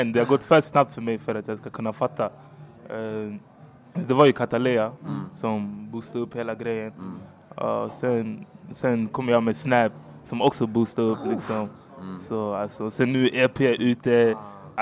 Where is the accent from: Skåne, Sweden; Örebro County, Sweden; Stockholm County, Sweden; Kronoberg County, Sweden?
Stockholm County, Sweden; Stockholm; also born or lived in Hagsätra / Angola; jag är från Rocksved, gick i Rocksvedskolan